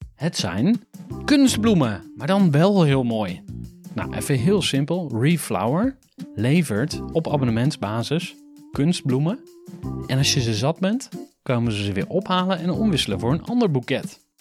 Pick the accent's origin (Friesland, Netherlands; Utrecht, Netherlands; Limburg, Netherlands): Utrecht, Netherlands; voor mij als Utrechter